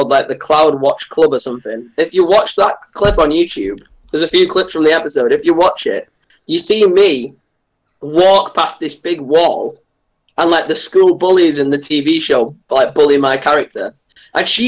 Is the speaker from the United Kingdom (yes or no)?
yes; Liverpool, North West England, United Kingdom; moved away; also born or lived in Manchester; I'm originally born in Liverpool. And moved to like Manchester